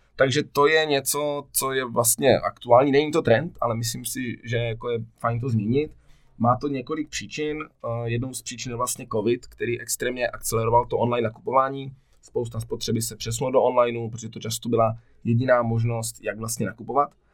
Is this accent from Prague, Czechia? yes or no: no; Ostrava, Moravian-Silesian Region, Czechia; jsem z Ostravy